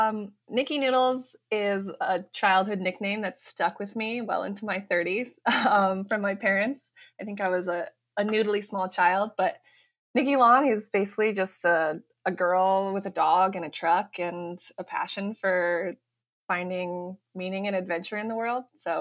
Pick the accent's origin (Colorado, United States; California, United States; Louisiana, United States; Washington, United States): Colorado, United States; Fort Collins; moved away as an adult; also born or lived in Boston, Massachusetts; I'm from Colorado, actually.